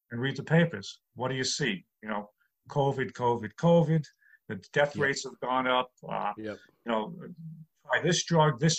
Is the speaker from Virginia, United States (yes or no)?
no; New York City, New York, United States; now in Long Island, United States; Right. I'm born and bred in New York